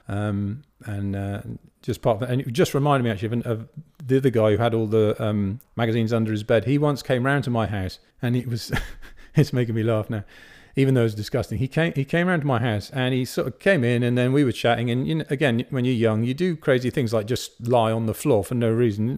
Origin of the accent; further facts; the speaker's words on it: Bath, South West England, United Kingdom; I grew up in Bath